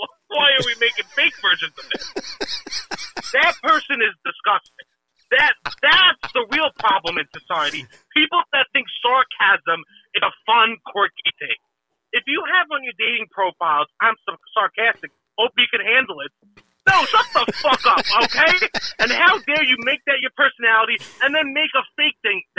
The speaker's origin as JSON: {"language": "English", "region": "Alabama", "country": "United States", "tie": "born or raised there", "said": "I grew up in Central Alabama, okay? You know what? When I'm in Central Alabama, I'm fucking home, brother, okay?"}